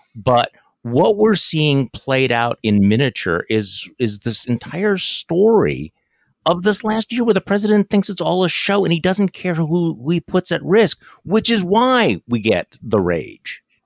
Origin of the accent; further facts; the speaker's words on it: Wisconsin, United States; Wisconsinites in my home state